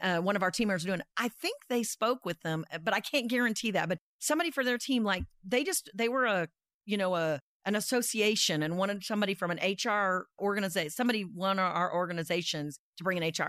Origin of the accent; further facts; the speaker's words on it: Dodge City, Kansas, United States; also born or lived in Iowa; I was born in Iowa and grew up in Dodge City, Kansas.